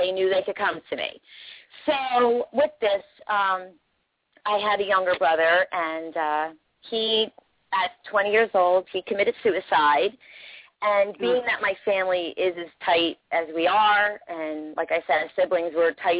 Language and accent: English; Toms River, New Jersey, United States; I'm from Toms River area, New Jersey